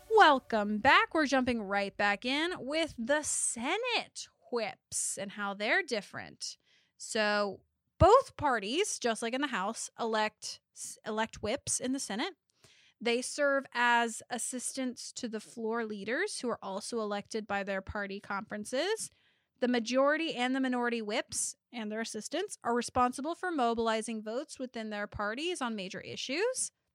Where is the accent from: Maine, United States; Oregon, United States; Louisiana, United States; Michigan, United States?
Louisiana, United States; I was born in Louisiana